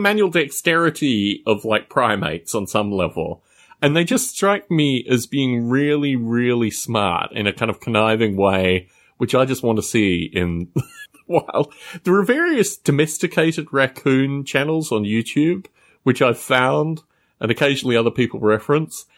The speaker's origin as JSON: {"language": "English", "town": "Canberra", "region": "Australian Capital Territory", "country": "Australia", "tie": "born or raised there", "moved": "yes", "said": "My hometown of Canberra, Australia"}